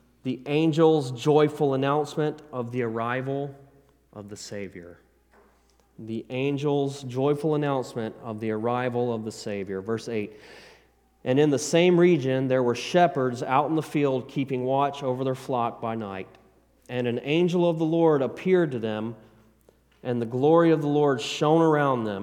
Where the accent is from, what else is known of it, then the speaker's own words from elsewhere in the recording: the South, United States; I'm a country boy. I'm from the South, and it's Eder, okay? We say Eder